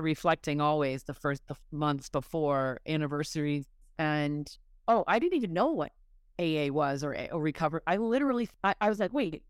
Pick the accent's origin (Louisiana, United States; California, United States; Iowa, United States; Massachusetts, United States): Massachusetts, United States; I grew up in Massachusetts.